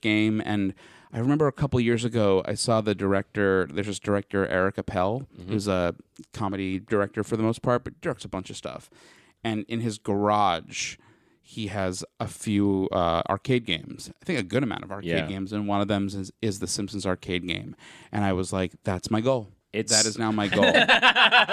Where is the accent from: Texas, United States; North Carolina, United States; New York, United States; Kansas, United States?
New York, United States; Long Island; now in Los Angeles, United States; where I grew up in Long Island